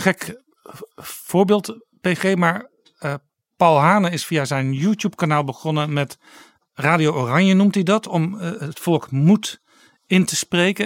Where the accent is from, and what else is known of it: Netherlands